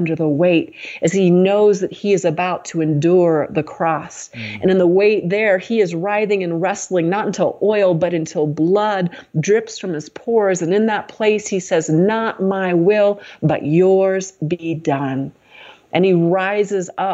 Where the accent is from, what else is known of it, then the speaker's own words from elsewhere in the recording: United States; That wasn't how I grew up in America